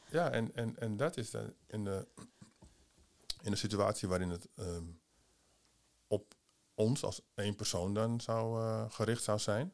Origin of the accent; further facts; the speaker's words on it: Amsterdam, North Holland, Netherlands; Amsterdam. Oké, waar van Amsterdam? Ja, Holendrecht